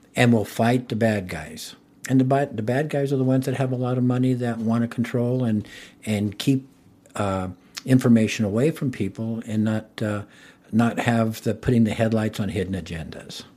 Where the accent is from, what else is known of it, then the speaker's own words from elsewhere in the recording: Pueblo, Colorado, United States; I was born here in Pueblo. I was born in nineteen fifty-seven and, um, went to South High School